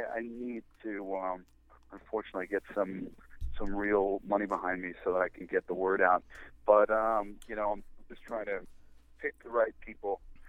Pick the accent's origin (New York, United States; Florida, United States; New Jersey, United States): New York, United States; accent: Long Island; I threw away my Long Island accent in favor of, you know, money.